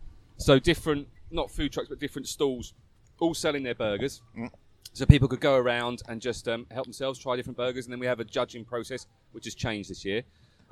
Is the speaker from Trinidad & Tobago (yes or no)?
no; Essex, East of England, United Kingdom; now in Phuket, Thailand; we're both from Essex.